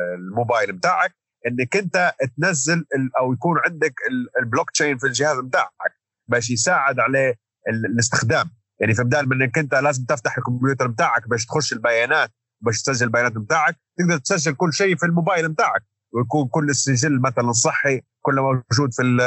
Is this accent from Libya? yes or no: yes; Libya; moved away as an adult; now in London, United Kingdom; احنا كليبيين